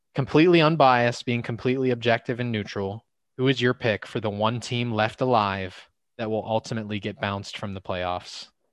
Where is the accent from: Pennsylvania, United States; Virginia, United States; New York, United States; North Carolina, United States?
Pennsylvania, United States; Pittsburgh; my hometown team